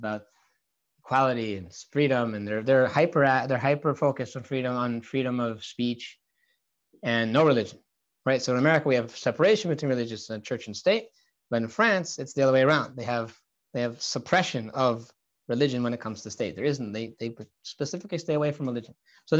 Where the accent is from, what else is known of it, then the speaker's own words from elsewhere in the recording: Santa Barbara, California, United States; I grew up in Santa Barbara, California. I know people grow up in crazier places.